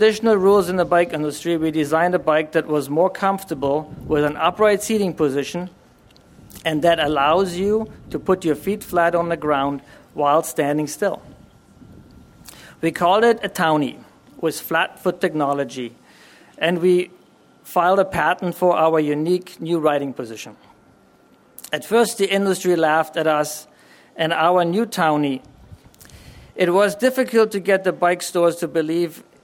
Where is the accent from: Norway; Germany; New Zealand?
Germany; Berlin; moved away; I was born and raised in Germany. I grew up in Berlin at the time, and we still had a Berlin Wall